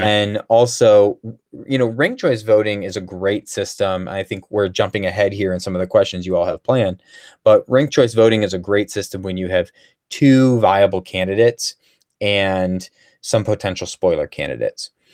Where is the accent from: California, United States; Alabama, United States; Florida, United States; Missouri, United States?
Missouri, United States; St. Louis; also born or lived in Chicago area, Illinois; I grew up in Saint Louis area